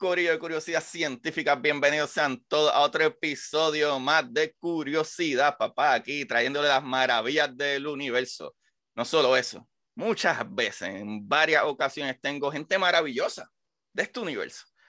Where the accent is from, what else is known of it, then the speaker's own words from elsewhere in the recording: Puerto Rico; como puertorriqueño